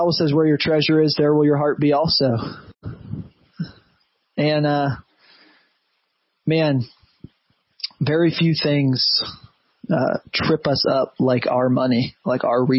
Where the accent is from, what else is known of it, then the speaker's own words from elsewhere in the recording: United States; as an American Christian